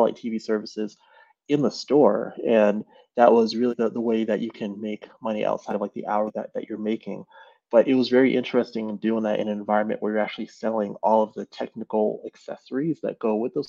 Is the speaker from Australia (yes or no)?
no; Cambridge, Massachusetts, United States; I am originally from Massachusetts area. So I grew up in, I guess, Cambridge is my original place that I lived